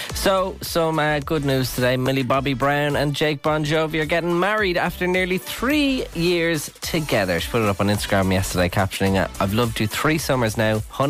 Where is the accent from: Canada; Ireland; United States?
Ireland; Aren't we so lucky as Irish people?